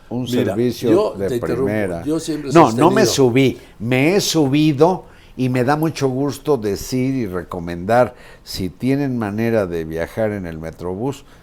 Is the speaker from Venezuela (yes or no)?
no; Mexico; era un orgullo, era como decir, yo soy mexicano y tengo buen metro.